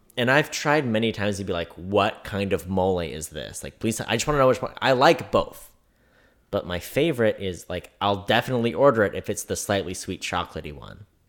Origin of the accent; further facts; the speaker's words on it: California, United States; now in Kansas City, United States; growing up in California, if I wanted to go do something cool, it was at least an hour away